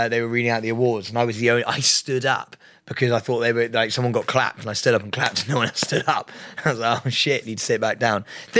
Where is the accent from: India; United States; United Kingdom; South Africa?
United Kingdom; London; I am from Fulham.